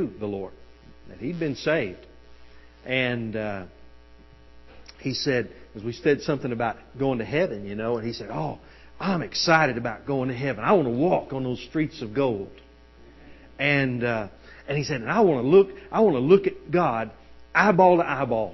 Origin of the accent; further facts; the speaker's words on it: United States; As the American people